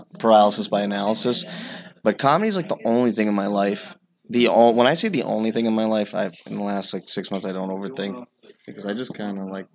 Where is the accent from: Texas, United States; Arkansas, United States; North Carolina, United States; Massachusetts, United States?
Massachusetts, United States; Stoneham; I was born in Stoneham, Mass